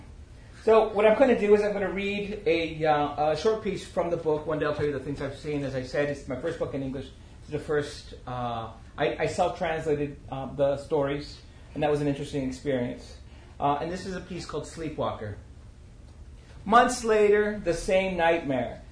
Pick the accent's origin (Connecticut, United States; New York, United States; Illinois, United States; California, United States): California, United States; Chico; moved away as an adult; also born or lived in Santa Barbara; now in New Mexico, United States; I'm a Chicano writer originally from California. Grew up and born and raised in Northern California, uh, outside Chico